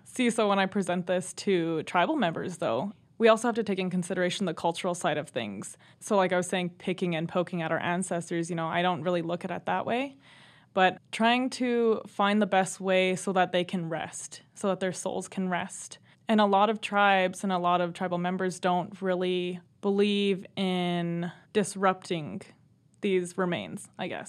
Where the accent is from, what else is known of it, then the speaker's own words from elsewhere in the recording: Browning, Montana, United States; Yep, so I'm also from the Blackfeet Reservation. I grew up there